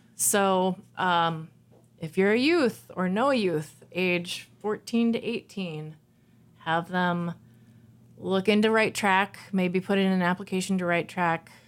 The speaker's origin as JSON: {"language": "English", "town": "Jefferson City", "region": "Missouri", "country": "United States", "tie": "born or raised there", "moved": "yes", "lives_now": "Minneapolis, United States", "said": "I grew up in Jefferson City, Missouri"}